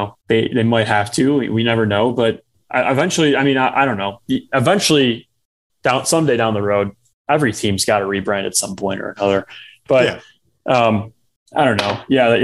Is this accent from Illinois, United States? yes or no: yes; Chicago, Illinois, United States; my hometown team, the Blackhawks